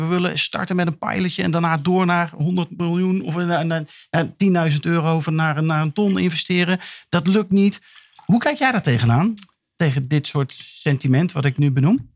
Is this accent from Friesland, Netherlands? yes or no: no; Eindhoven, North Brabant, Netherlands; ik kom uit Eindhoven, dus ik ben uh, eh, PSV-fan